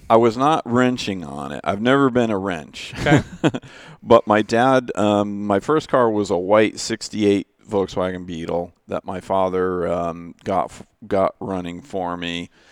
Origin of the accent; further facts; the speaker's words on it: Danbury, Connecticut, United States; also born or lived in Storrs, Connecticut; I grew up in Danbury, Connecticut, and I went to college in Storrs, Connecticut